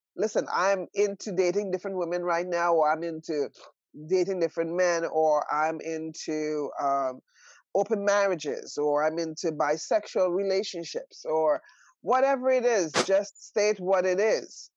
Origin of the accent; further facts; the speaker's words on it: Trinidad & Tobago; I am from Trinidad and Tobago. So I grew up in a polygamous village